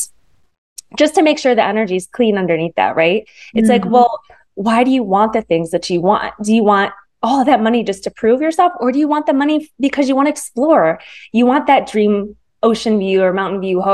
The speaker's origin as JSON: {"language": "English", "region": "Michigan", "country": "United States", "tie": "born or raised there", "moved": "yes", "lives_now": "Manhattan Beach, United States", "said": "I grew up in the Midwest. So I live in Los Angeles area now in Manhattan Beach, but I grew up in Michigan."}